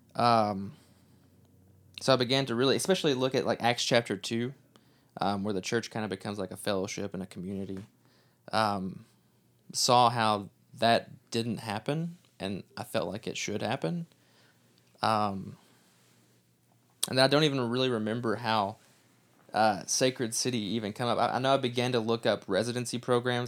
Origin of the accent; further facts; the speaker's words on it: Kentucky, United States; moved away; we are from Kentucky, not from Texas.